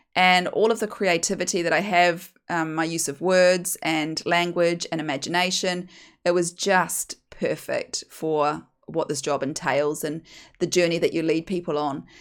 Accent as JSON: {"language": "English", "country": "New Zealand", "also_born_or_lived": "United Kingdom", "moved": "as an adult", "lives_now": "Australia", "said": "as you can hear from my accent, I'm from New Zealand"}